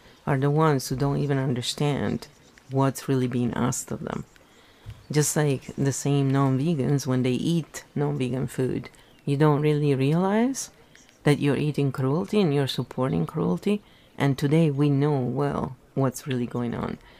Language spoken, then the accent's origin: English; Italy; English is a second language; moved away as an adult; I was raised in Italy until I was 24, you know, and Italian and English are very different in terms of grammar and everything, so I had to relearn everything